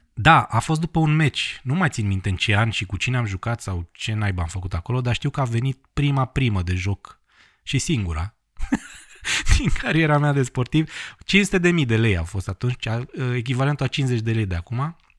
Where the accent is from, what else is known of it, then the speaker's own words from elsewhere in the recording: Bistrița, Bistrița-Năsăud, Romania; moved away; Am lucrat la radio, la Bistrița, la mine, în orașul natal, timp de o vară